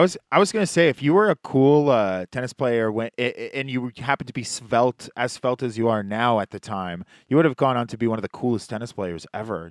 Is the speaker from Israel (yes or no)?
yes; Israel; now in Canada; I'm from Israel